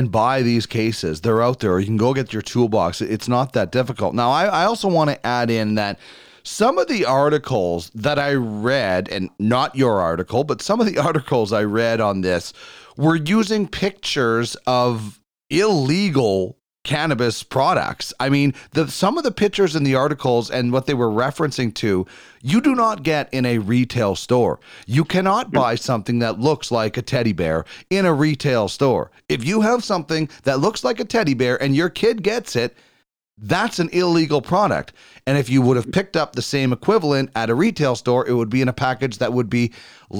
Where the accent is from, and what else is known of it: Manitoba, Canada; born or raised there; moved away